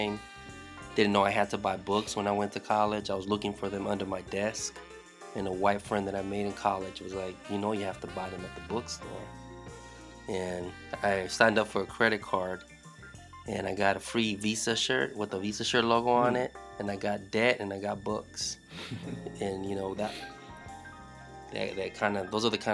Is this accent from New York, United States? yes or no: no; Los Angeles, California, United States; moved away; also born or lived in Compton / Lynwood / North Long Beach; I was born in South Central LA in a county hospital, Martin Luther King Jr. Hospital. My mother and my father are both Mexican immigrants, so they came to LA because they had family out there. So I was born in South Central and never really left more than 30 minutes away from that area